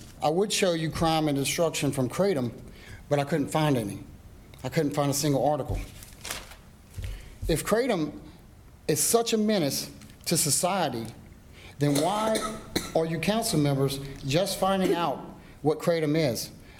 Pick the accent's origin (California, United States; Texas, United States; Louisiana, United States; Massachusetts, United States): Louisiana, United States; Denham Springs; I'm from Denham Springs.